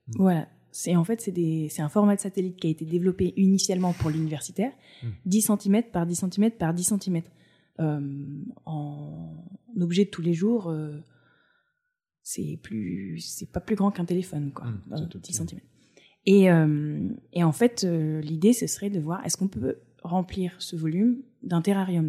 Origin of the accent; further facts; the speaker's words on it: Provence-Alpes-Côte d'Azur, France; moved away as an adult; also born or lived in Cantal / Auvergne / United States / Paris; J'ai grandi sur la côte d'Azur